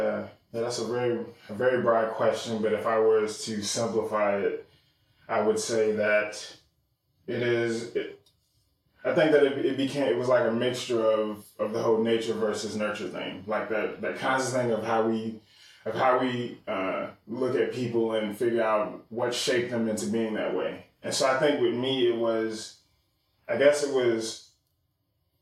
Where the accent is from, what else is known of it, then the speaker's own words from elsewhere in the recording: Charlotte, North Carolina, United States; also born or lived in Chicago, Illinois; 1984, year of birth, Chicago. So, and have been in the Charlotte area ever since 1993. So since I was 9 years old